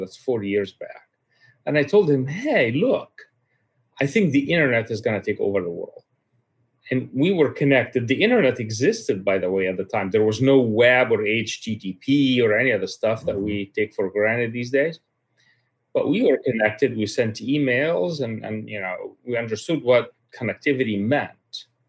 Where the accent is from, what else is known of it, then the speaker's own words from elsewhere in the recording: Cairo, Cairo Governorate, Egypt; My father was a high-level official in the Egyptian government for quite a long time. He actually ran the health department for the country